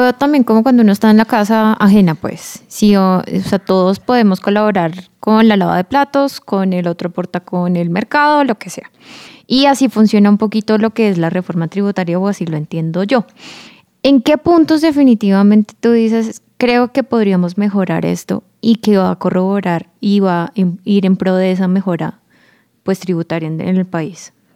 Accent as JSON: {"language": "Spanish", "country": "Colombia", "said": "Como colombianos"}